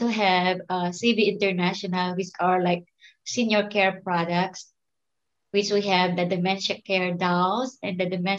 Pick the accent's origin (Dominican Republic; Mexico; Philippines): Philippines; moved away as an adult; now in Houston, United States; I came from the Philippines long time ago.